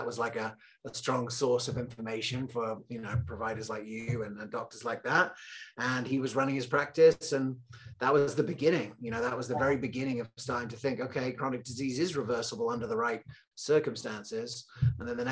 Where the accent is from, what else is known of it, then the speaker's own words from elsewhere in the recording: England, United Kingdom; also born or lived in Loveland, Colorado; I was born in Loveland, Colorado, randomly. And I grew up in England